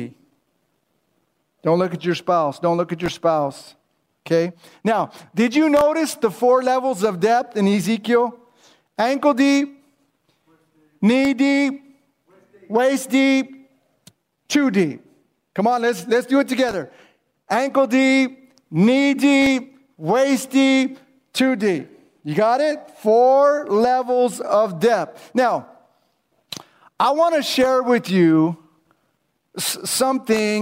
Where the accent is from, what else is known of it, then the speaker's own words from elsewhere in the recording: Whittier, California, United States; I grew up in Whittier, California